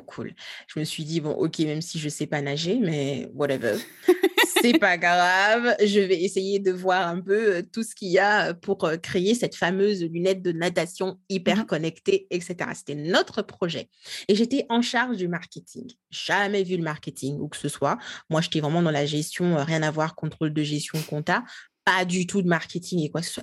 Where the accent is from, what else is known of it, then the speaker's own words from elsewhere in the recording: Kinshasa, DR Congo; moved away; moi je je suis congolaise, hein, j'ai grandi, je suis née, j'ai grandi à Kinshasa, euh, la capitale de la RDC, RD Congo